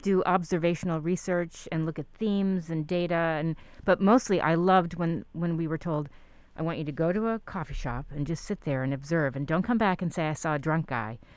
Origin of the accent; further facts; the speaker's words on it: New York, United States; moved away; I grew up in New York